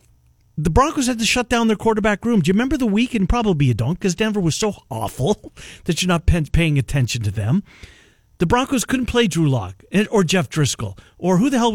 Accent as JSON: {"language": "English", "town": "Winnipeg", "region": "Manitoba", "country": "Canada", "tie": "born or raised there", "moved": "yes", "lives_now": "Des Moines, United States", "said": "my hometown"}